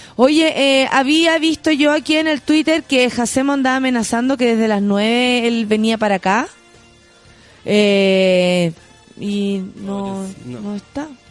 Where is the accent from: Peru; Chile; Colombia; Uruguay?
Chile; San Miguel, Santiago Metropolitan Region; yo soy de San Michael y ahí está mi barrio